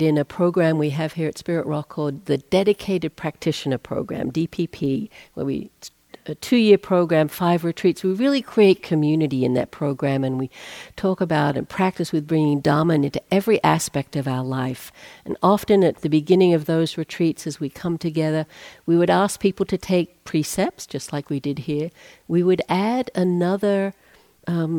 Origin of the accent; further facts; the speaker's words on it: Australia; now in United States; I'm Australian, not a US citizen